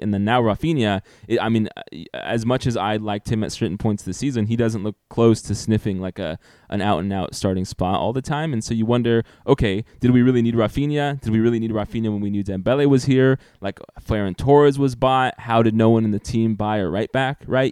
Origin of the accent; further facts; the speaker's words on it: United States; as an American sports fan